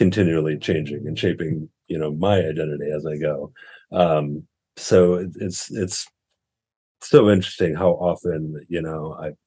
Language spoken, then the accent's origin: English; St. Louis, Missouri, United States; moved away as an adult; also born or lived in Oakland, California / Bay Area, California; now in Santa Cruz, United States; I'm from the Midwest originally. I grew up in St. Louis, Missouri. And lived there for roughly the first half of my life at this point, and then moved to California about 24 years ago or so.